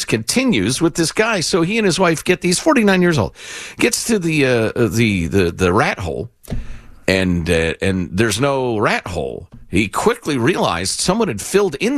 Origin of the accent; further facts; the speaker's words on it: Chicago, Illinois, United States; moved away; I grew up in Chicagoland.